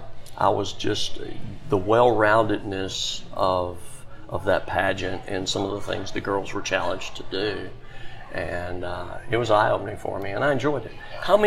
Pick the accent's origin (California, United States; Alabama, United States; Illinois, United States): Alabama, United States; Birmingham; also born or lived in Shelby County, Alabama; And that's my hometown, Birmingham. It's where I was born.